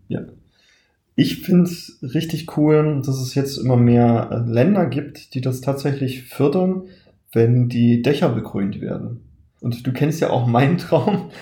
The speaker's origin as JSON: {"language": "German", "region": "Saxony-Anhalt", "country": "Germany", "said": "ich stamme ja aus Sachsen-Anhalt"}